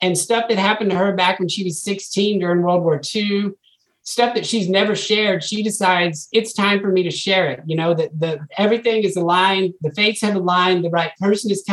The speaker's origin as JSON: {"language": "English", "region": "Texas Panhandle", "country": "United States", "tie": "born or raised there", "said": "I grew up in the Texas Panhandle"}